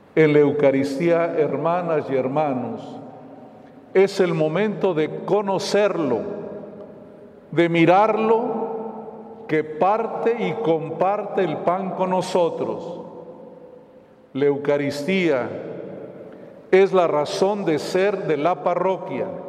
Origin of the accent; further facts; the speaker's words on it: Mexico; nuestro país